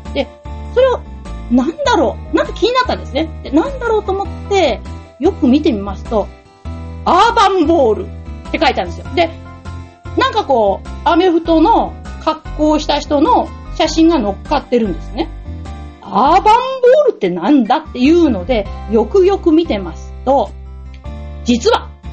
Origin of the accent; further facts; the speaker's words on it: near Okayama University, Japan; 生まれたところから、えー、チャリでやっぱり10分ぐらいのですね、岡山大学